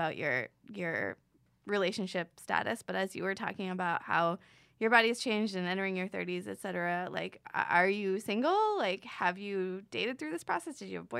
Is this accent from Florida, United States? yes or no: yes; Florida, United States; being from Florida